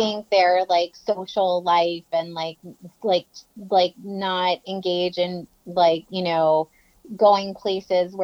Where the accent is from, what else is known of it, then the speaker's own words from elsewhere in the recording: Florida, United States; moved away; I'm from Florida